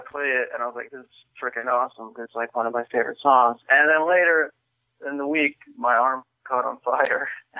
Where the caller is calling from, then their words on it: Michigan, United States; also born or lived in Daly City; I live in Michigan now, but I used to live in Daly City.